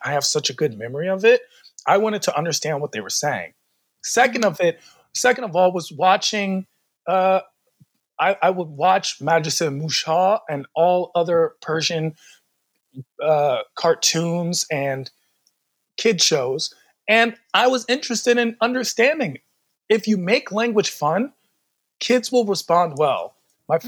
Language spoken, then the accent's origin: English; Washington, District of Columbia, United States; I was born and raised in Washington, D.C.